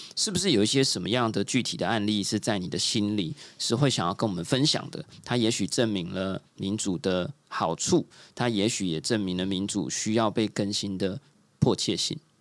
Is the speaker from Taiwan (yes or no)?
yes; Taiwan; 我自己作为台湾人经历过这样的一个故事